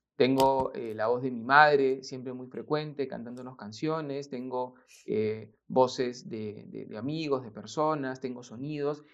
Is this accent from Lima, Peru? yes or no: yes; Lima, Peru; yo nací en Lima